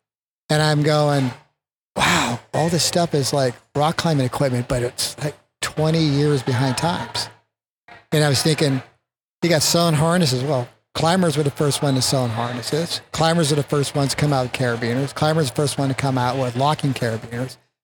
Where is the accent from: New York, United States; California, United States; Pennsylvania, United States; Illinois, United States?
California, United States; Northern; I was born in Northern California